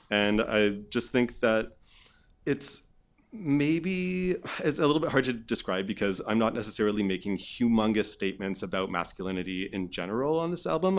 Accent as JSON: {"language": "English", "area": "Vancouver Island", "region": "British Columbia", "country": "Canada", "tie": "born or raised there", "also_born_or_lived": "Montreal", "moved": "as an adult", "said": "I grew up on Vancouver Island"}